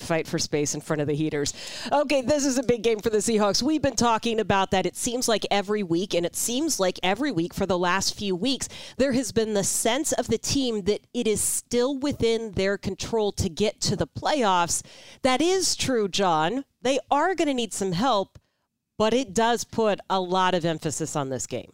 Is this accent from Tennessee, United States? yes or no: no; Houston, Texas, United States; moved away; as a kid growing up in Houston